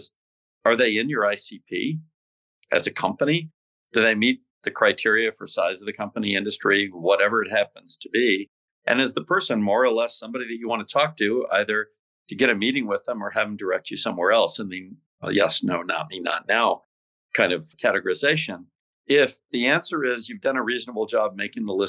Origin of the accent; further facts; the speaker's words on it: Scottsdale, Arizona, United States; I grew up in Scottsdale